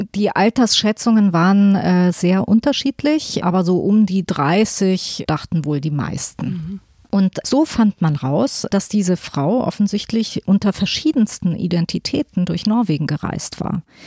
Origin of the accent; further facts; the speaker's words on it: Hesse, Germany; aus Hessen, wo ich her bin